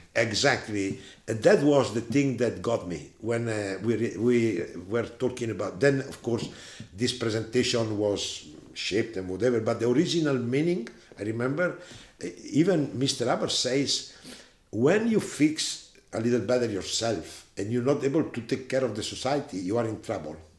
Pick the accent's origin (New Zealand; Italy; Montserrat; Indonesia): Italy; I was born in 1947 in Italy, close to Gardasei